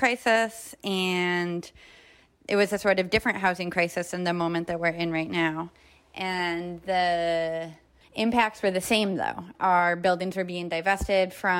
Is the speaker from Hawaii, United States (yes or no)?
no; Rochester, New York, United States; I grew up in Rochester, New York, which is a really unequal and segregated city